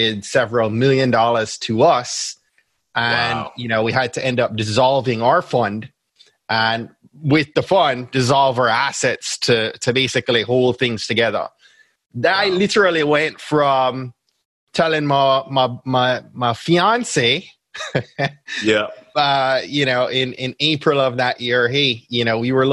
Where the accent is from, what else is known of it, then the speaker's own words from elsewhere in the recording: Jamaica; accent: Jamaican; I'm Jamaican